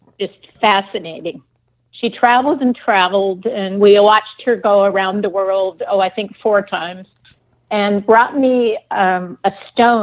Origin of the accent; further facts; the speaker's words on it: east side of Lake Washington, United States; I grew up in Microsoft land on the east side of Lake Washington